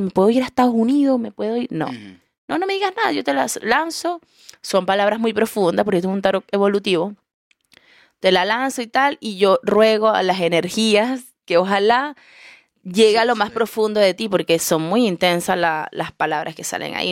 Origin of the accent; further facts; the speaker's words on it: Coro, Falcón, Venezuela; also born or lived in Caracas, Venezuela; now in Chile; yo vengo de Coro y me mudé a Caracas